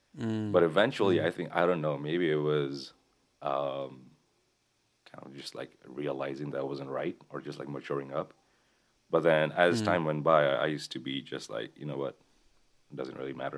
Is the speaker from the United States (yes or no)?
no; Kathmandu, Bagmati, Nepal; born there; I was born in Kathmandu, the capital of Nepal.